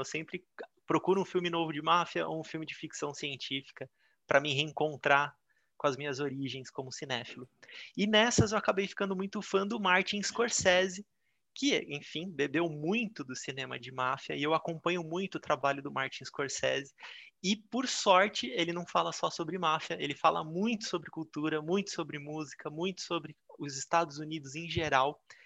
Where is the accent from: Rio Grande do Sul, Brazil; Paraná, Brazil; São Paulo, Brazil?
São Paulo, Brazil; Eu morei minha vida inteira na Barra Funda, aqui em São Paulo